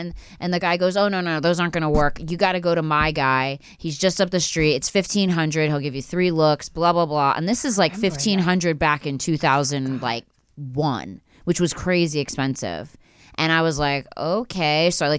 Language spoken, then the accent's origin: English; Philadelphia, Pennsylvania, United States; Philly. So